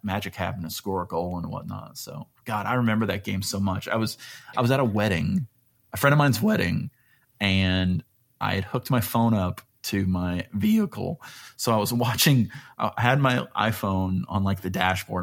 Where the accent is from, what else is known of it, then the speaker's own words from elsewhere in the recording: Alabama, United States; I'm from Alabama